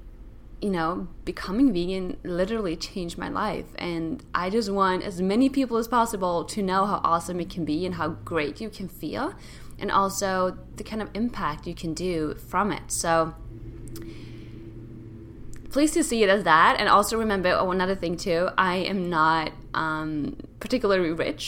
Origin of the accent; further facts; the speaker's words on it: Sweden; moved away; my whole world was just growing up in Sweden